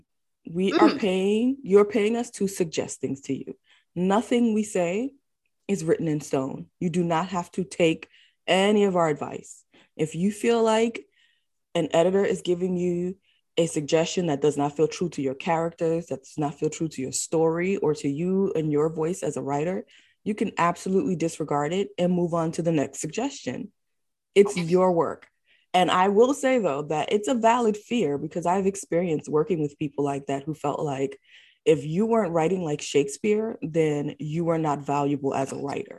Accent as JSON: {"language": "English", "town": "New York City", "region": "New York", "country": "United States", "tie": "born or raised there", "said": "I'm born and raised in the Bronx."}